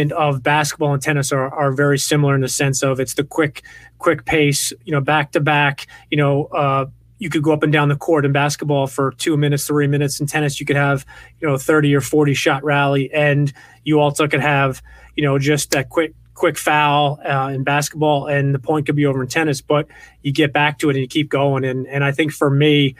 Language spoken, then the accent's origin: English; Westchester County, New York, United States; I grew up in the Northeast in Westchester County, New York